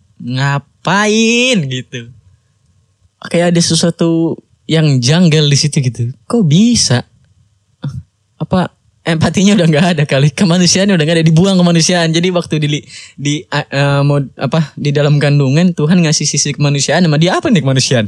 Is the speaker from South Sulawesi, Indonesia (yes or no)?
no; Bekasi, West Java, Indonesia; Gua orang Bekasi